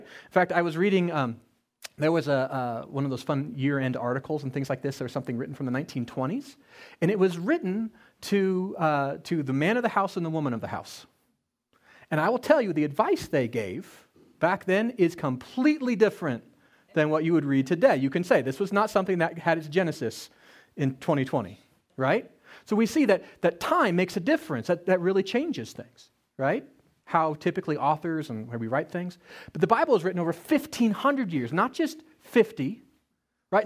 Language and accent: English; Colorado, United States; I grew up in Colorado